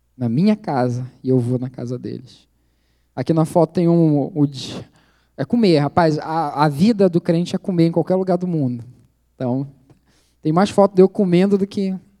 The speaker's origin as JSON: {"language": "Portuguese", "town": "Belém", "region": "Pará", "country": "Brazil", "moved": "as an adult", "lives_now": "Indonesia", "said": "Belém do Pará, que é a minha cidade, sou de Belém"}